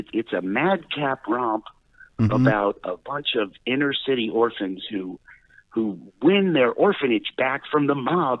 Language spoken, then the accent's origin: English; Westport, Connecticut, United States; I grew up in Westport, Connecticut.